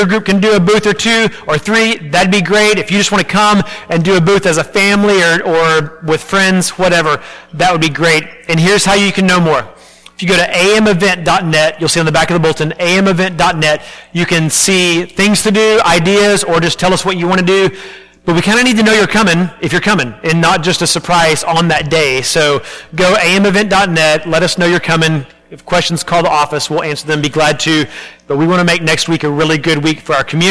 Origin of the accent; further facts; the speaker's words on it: Arlington, Texas, United States; I grew up in Arlington, Texas